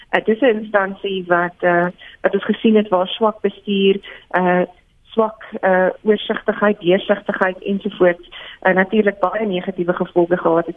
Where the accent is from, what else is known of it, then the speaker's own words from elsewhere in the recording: South Africa; as 'n Suid-Afrikaner